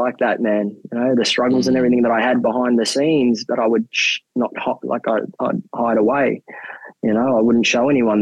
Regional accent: Mount Isa, Queensland, Australia; moved away as an adult; also born or lived in Philippines; now in Hobart, Australia; I'm born and bred in Mount Isa in Queensland

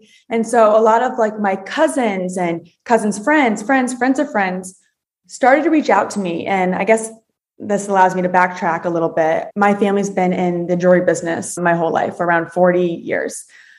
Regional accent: Naples, Florida, United States; moved away as an adult; also born or lived in Boston; I am born and raised in Naples, Florida. I'm actually one of six kids.

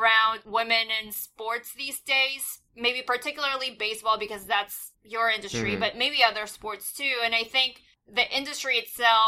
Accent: Canada; I'm Canadian

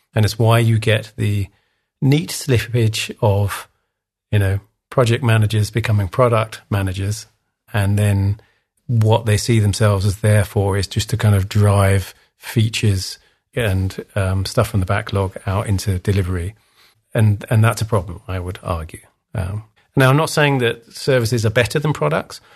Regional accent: England, United Kingdom; I'm English, as you can hear

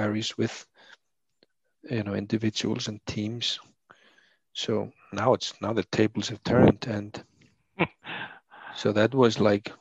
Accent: Iceland; accent: thick Icelandic; English is a second language; my thick Icelandic accent is just like any other Icelander that tries to speak English

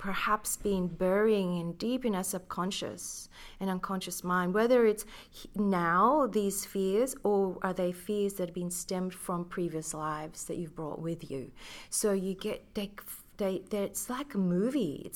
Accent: Philippines; I grew up being Filipina.

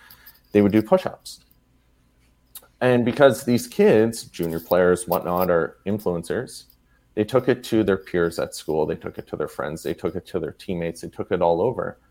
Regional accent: Sudbury, Ontario, Canada; I'm originally from Sudbury, Ontario

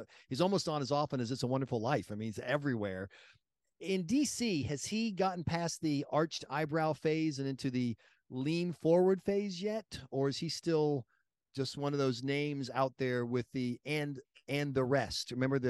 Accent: South Carolina, United States; I grew up in South Carolina and ran campaigns

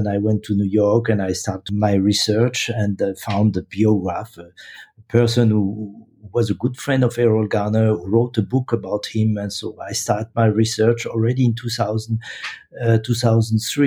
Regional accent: Paris, Île-de-France, France; moved away as an adult; now in Zurich, Switzerland; I was born in Paris and moved to Zurich a long time ago

